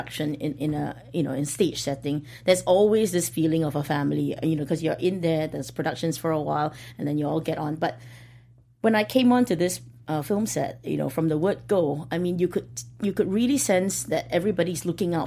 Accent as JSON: {"language": "English", "country": "Singapore", "said": "I am from Singapore"}